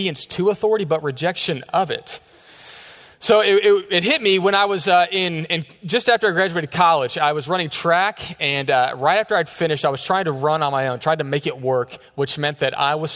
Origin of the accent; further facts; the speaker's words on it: Texas, United States; We're from Texas